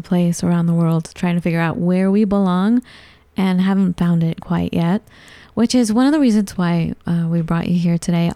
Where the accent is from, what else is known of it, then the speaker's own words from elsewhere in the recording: Los Angeles, California, United States; growing up as an Iranian in Southern California, I was raised in Los Angeles